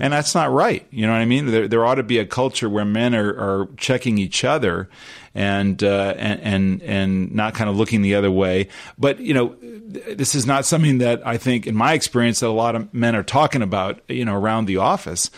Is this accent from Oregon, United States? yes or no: no; Los Angeles, California, United States; we grew up in Los Angeles.